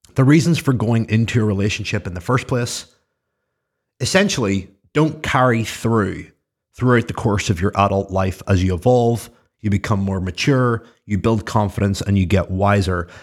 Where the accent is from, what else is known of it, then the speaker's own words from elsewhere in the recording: Belfast, Northern Ireland, United Kingdom; I'm from Belfast.